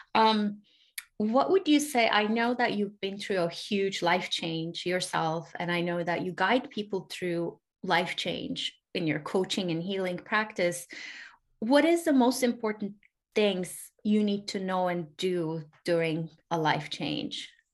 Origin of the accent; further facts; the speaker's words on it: Turkey; also born or lived in Europe; now in United States; I grew up in Turkey. I live in the US. I actually lived in Europe for a little bit.